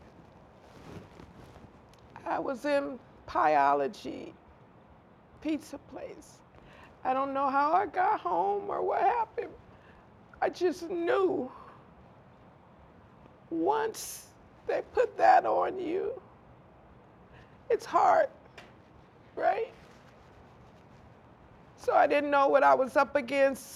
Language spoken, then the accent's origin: English; Compton, California, United States; growing up in Compton